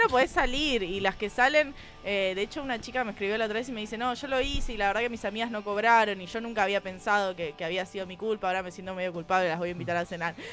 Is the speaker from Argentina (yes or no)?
yes; Buenos Aires Province, Argentina; yo soy de provincia de Buenos Aires